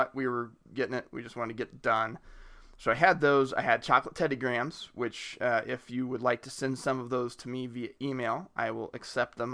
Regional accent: Richmond, Indiana, United States; I grew up near Richmond, Indiana.

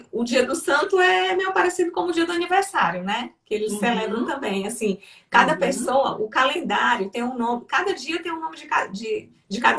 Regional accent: Brazil; now in Spain; Aqui, quando eu chego num restaurante que um garçom percebe que eu sou brasileira, porque embora eu fale o espanhol, mas eu falo com sotaque brasileiro

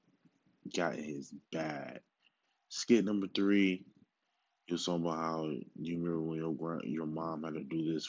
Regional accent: Milwaukee, Wisconsin, United States; my hometown, Milwaukee

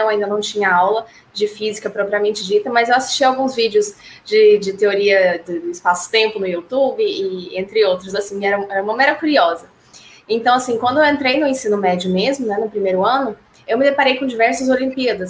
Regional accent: Goiânia, Goiás, Brazil; sou de Goiânia

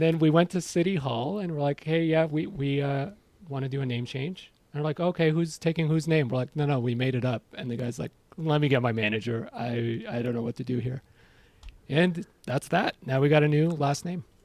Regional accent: Iran; now in Ontario, Canada; I'm from Iran

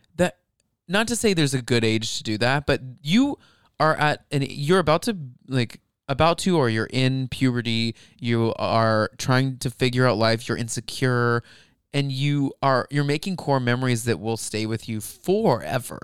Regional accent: Flower Mound, Texas, United States; I grew up in Flower Mound.

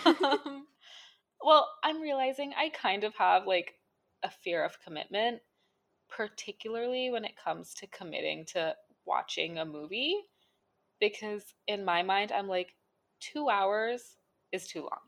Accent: India; As an Indian person, a citizen of India

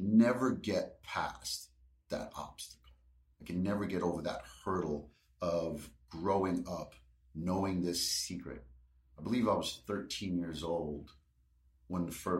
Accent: New York City, New York, United States; I grew up in Brooklyn, New York, born in 1978

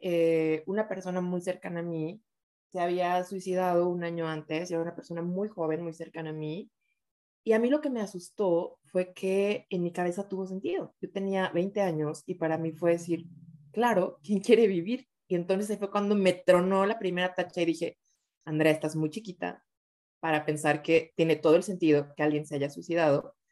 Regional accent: Oaxaca, Mexico; yo soy de Oaxaca

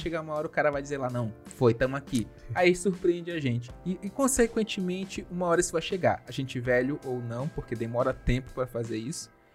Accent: Lençóis Maranhenses, Maranhão, Brazil; os lençóis maranhenses, minha terra natal

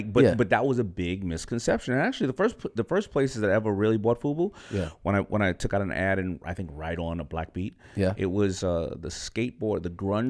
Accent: New York City, New York, United States; I'm from Hollis, Queens.

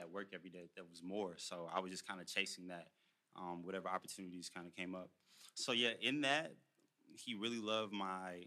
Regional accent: Houston, Texas, United States; moved away as an adult; also born or lived in Louisiana; now in Los Angeles, United States; I'm a country boy. I'm from Houston, Texas. Family from Louisiana.

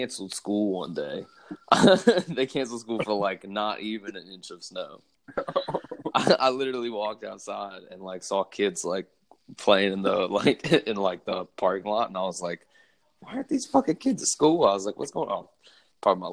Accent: West Virginia, United States; moved away as an adult; now in Kernersville, North Carolina, United States; I'm from West Virginia.

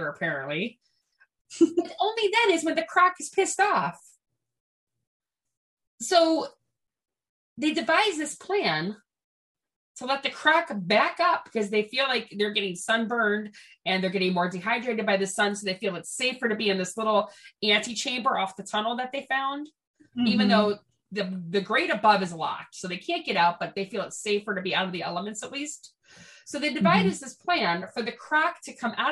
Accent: Cleveland, Ohio, United States; we're from Cleveland

